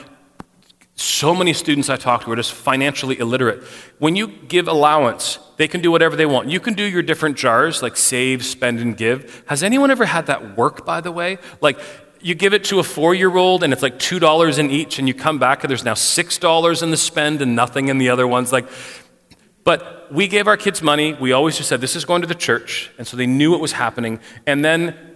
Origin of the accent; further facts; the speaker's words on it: Canada; for us as a Canadian paradigm